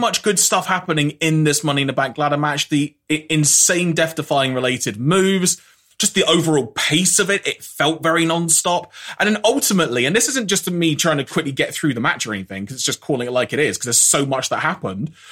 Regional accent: United Kingdom; speaking as a Brit here

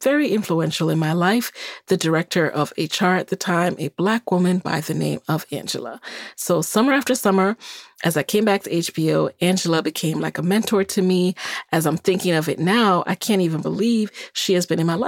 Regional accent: New York City, New York, United States; also born or lived in Jamaica; I was born in Jamaica, and I came to this country when I was 6 years old and grew up in the Bronx, New York

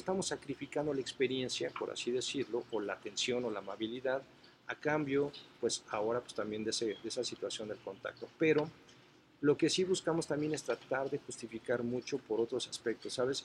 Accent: Mexico; nosotros como mexicanos

